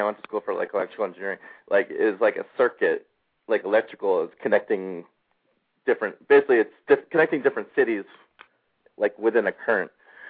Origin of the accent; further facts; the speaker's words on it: Philadelphia, Pennsylvania, United States; also born or lived in Levittown, Pennsylvania; I'm from Levittown, Pennsylvania.